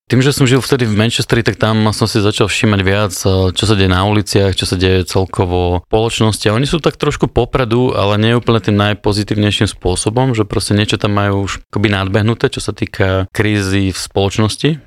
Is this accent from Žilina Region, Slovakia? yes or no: yes; Rosina, Žilina Region, Slovakia; som vyrastal v, v Rosine, pri Žilvine